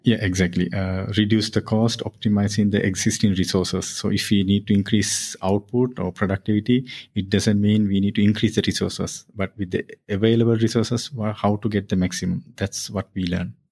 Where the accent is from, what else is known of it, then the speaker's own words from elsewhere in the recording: near Colombo, Western Province, Sri Lanka; I born near Colombo.